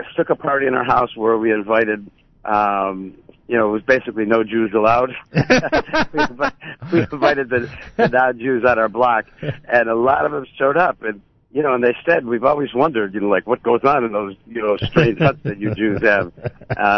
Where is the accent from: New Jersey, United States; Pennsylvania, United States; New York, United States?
New York, United States; Buffalo; growing up in Buffalo